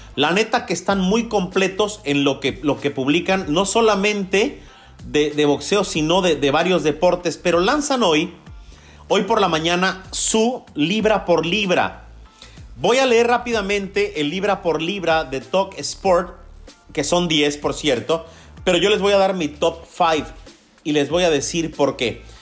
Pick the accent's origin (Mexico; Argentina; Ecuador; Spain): Mexico; soy mexicano